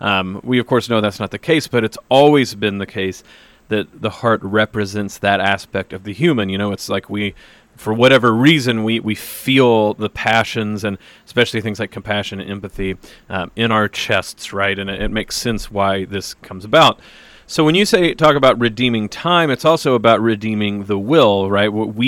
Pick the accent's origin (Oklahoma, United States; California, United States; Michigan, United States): Oklahoma, United States; I, too, will never know what it's like to grow up Catholic because I was raised Baptist in Oklahoma.